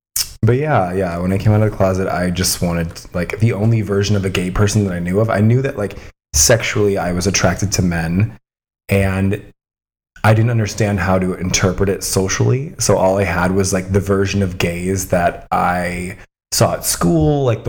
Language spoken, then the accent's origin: English; Colorado, United States; This is in Colorado.